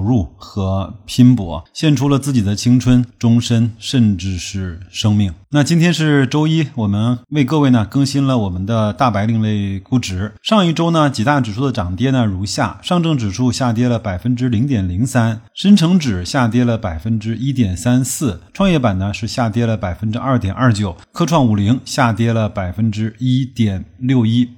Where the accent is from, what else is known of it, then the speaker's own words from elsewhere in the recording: China; 对我们中国人来说是一个特殊的日期